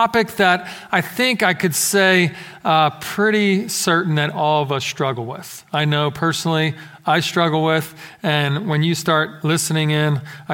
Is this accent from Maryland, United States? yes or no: no; Philadelphia, Pennsylvania, United States; moved away; Growing up in Philadelphia, we got lots of crazy snow